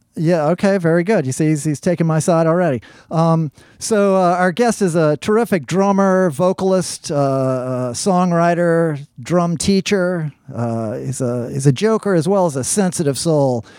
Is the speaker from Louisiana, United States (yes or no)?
yes; New Orleans, Louisiana, United States; I spent a bunch of years growing up on, in uh, in Algiers myself on the West Bank